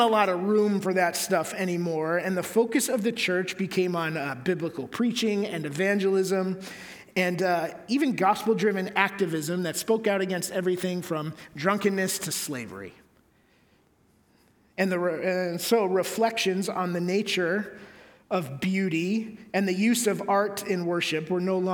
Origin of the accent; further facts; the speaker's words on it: Connecticut, United States; where I grew up in Connecticut